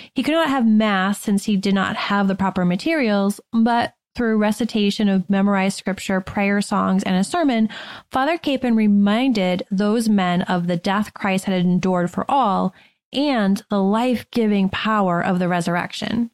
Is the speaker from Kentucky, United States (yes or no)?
no; Massachusetts, United States; Fort Devens is near my hometown in Massachusetts